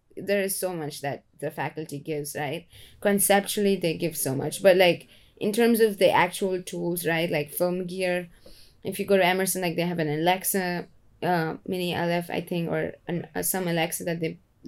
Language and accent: English; India; now in United States; I came from India and I came to America, which is an extremely hardworking workaholic environment. And that's how I grew up as well